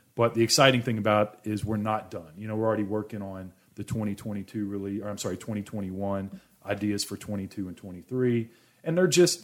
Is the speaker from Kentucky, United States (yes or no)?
yes; Louisville, Kentucky, United States; I was born in Louisville, Kentucky.